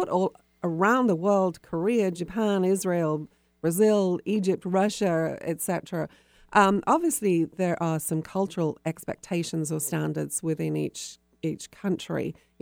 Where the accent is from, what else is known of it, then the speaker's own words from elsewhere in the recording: United Kingdom; now in United States; being British, I've lived in America for a long time